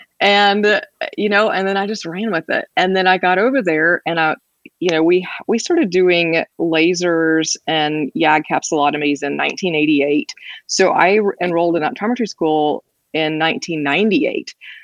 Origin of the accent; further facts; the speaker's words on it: Oklahoma, United States; I am originally from Oklahoma. I grew up in a really small town I actually graduated with 18 people in my high